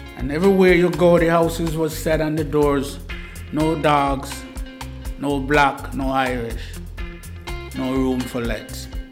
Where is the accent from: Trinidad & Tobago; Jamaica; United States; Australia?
Jamaica; now in Bristol, United Kingdom; I myself was a cricketer from back home